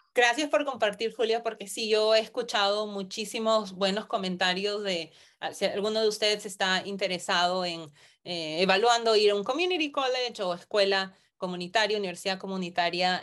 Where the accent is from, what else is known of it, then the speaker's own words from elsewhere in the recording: Peru; moved away as an adult; also born or lived in United States; yo nací en Perú, me mudé a Estados Unidos